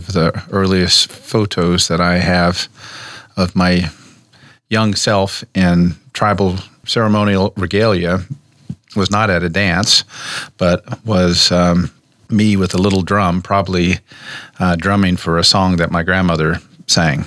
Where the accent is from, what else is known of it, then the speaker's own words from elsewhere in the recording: United States; also born or lived in Oklahoma / Nebraska; I grew up between here in Nebraska and down in Cherokee country in Oklahoma, two tribes, Omahas and Cherokees